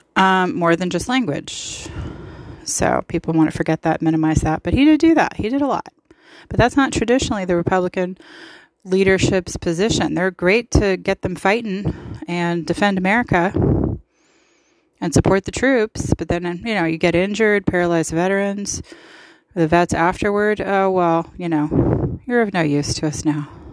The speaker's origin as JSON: {"language": "English", "country": "United States", "said": "I love being an American and I'm proud of it."}